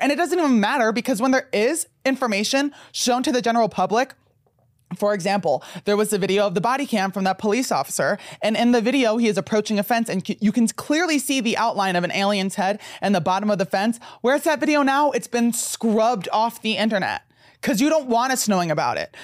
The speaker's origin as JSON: {"language": "English", "region": "New Jersey", "country": "United States", "tie": "born or raised there", "said": "I grew up in New Jersey"}